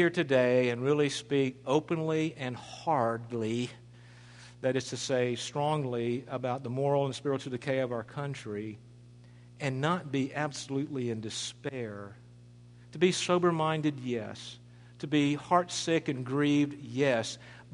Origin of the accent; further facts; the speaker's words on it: United States; as American citizens